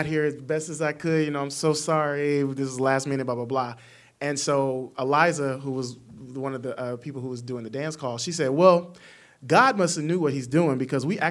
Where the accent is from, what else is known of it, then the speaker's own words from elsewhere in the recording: the South, United States; also born or lived in Arkansas; I'm from the South